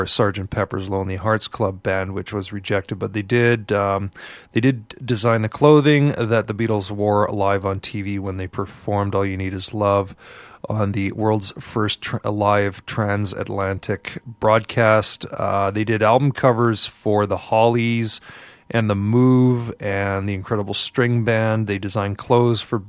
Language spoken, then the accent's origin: English; Montreal, Quebec, Canada; now in Vancouver, Canada; when I was growing up in Montreal